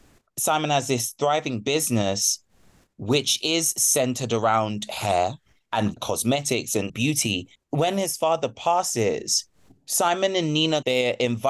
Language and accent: English; United States; also born or lived in United Kingdom; Being born in the UK, raised in the States, but being of Nigerian ancestry meant we could bring some Yoruba culture in there. We could actually speak our language and not have it watered down